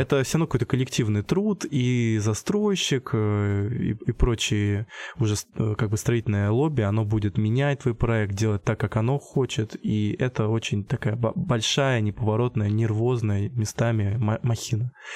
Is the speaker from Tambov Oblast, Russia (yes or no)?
yes; Michurinsk, Tambov Oblast, Russia; moved away as an adult; now in Voronezh, Russia; я из Мичуринска, Тамбовской области